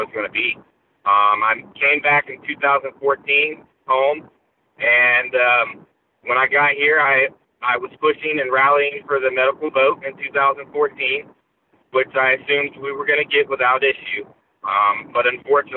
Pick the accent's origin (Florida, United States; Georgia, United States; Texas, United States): Florida, United States; Gainesville; I'm born and raised in Gainesville, lived here my whole life